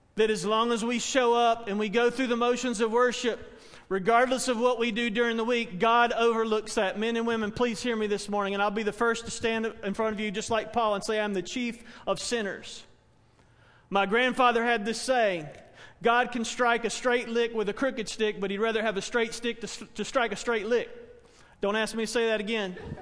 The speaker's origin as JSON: {"language": "English", "town": "Spartanburg", "region": "South Carolina", "country": "United States", "tie": "born or raised there", "said": "a church where I grew up in Spartanburg"}